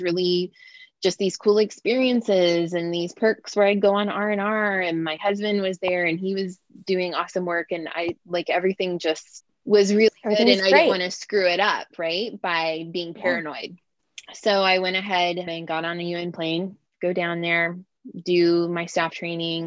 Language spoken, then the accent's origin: English; Southern Ohio, United States; moved away as an adult; also born or lived in Philadelphia, United States / East Africa / Somalia; I'm from the Midwest of the U.S., like grew up in Southern Ohio, went to college outside of Philadelphia